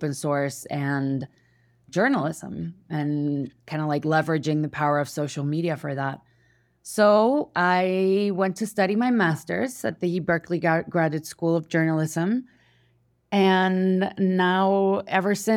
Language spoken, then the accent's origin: English; Mexico City, Mexico; I was born and raised in Mexico City